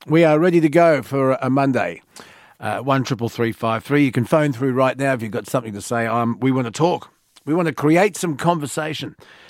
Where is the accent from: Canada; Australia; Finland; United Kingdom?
Australia; we can all get together and enjoy being Australian